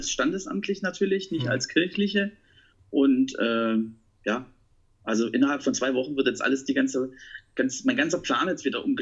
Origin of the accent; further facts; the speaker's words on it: Baden-Württemberg, Germany; Ich bin Schwabe. und als Schwabe ist man Pfennigwuchser.